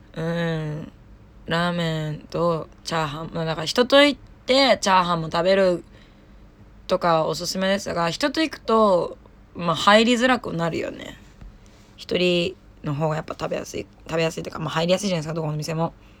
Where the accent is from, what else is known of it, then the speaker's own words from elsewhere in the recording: Saitama, Japan; now in Tokyo, Japan; 埼玉出身なんですけど